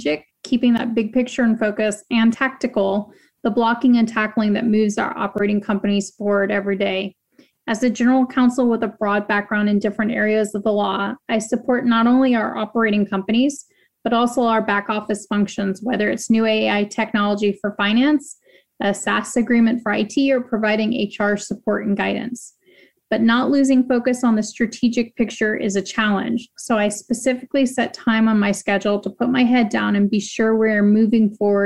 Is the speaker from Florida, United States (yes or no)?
yes; Jacksonville, Florida, United States; I grew up in Jacksonville